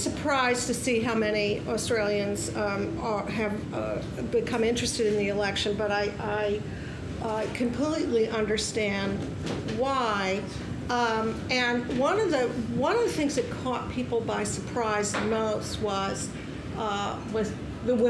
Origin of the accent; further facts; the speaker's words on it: United States; Being an American